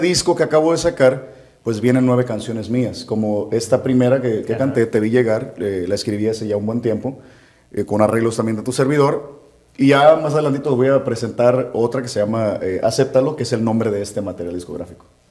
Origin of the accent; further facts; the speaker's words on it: Puerto Vallarta, Jalisco, Mexico; also born or lived in Nayarit; soy mexicano, soy jalisciense y la cereza del pastel, pues soy de Puerto Vallarta